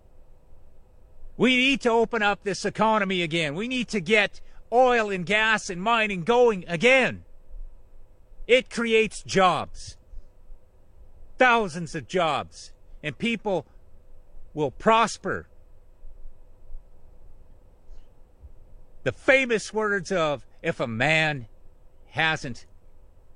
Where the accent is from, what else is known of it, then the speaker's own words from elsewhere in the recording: Canada; I am just a Canadian